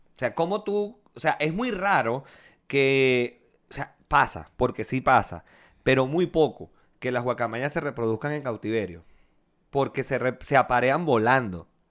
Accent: La Victoria, Aragua, Venezuela; moved away as an adult; also born or lived in Valencia, Venezuela

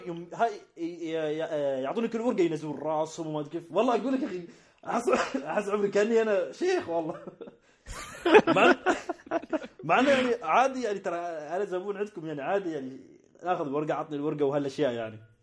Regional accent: United Arab Emirates; عندنا في الإمارات

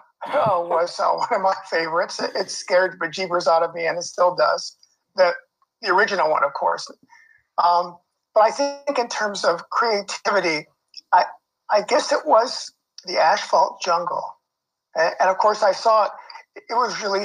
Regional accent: Los Angeles, California, United States; moved away as an adult; also born or lived in Pasadena, California / Toronto, Canada; now in Canada; I grew up around Pico and Crenshaw in Los Angeles

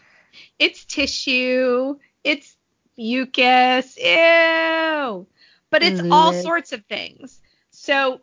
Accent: San Diego, California, United States; I grew up in San Diego and the beach was a very big part of my childhood

